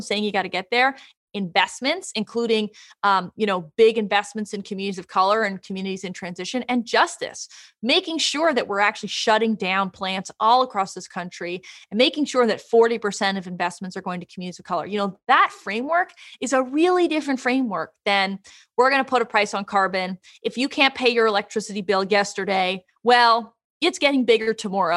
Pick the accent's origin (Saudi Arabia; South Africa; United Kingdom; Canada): Canada; I am from Canada